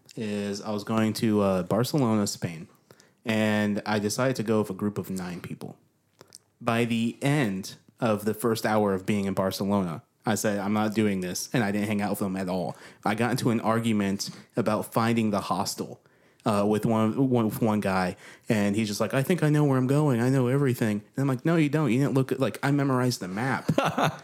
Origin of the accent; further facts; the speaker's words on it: New York, United States; now in Nashville, United States; I came from a small town in New York.